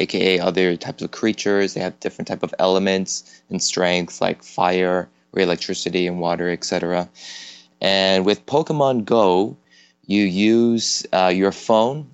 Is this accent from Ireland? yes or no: no; Toronto, Ontario, Canada; moved away as an adult; now in South Korea; I'm originally from Toronto, Canada. I've been living in Korea for the past 10